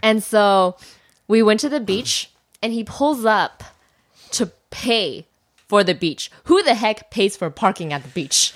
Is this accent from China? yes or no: yes; China; I'm from China